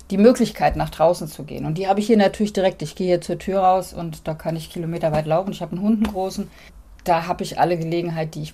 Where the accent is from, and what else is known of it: Hamburg, Germany